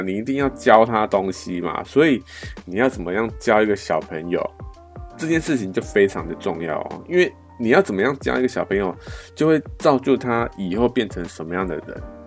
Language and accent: Chinese; Taiwan; 我们台湾